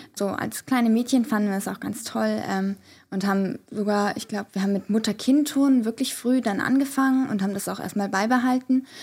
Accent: Bonn, North Rhine-Westphalia, Germany; wir sind in Bonn zur Schule gegangen

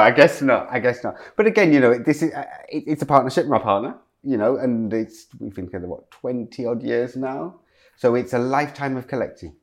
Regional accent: Leicester, East Midlands, United Kingdom; moved away; also born or lived in Loughborough / Medway; growing up in Loughborough and Leicester

